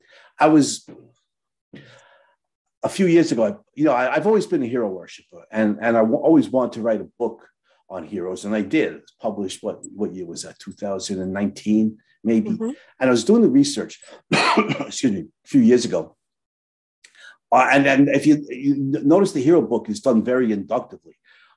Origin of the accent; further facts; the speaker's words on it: Brooklyn, New York, United States; I was born and raised in Brooklyn, New York. People don't realize that. They hear me talk. They think I'm from Louisiana, but they're wrong.